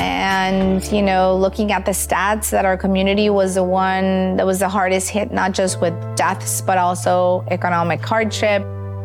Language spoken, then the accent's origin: English; Tijuana, Baja California, Mexico; also born or lived in San Diego, United States; I was born in Tijuana, Mexico. I am a very proud border girl who had the privilege to grow up with the best of both worlds. I went to school in San Diego.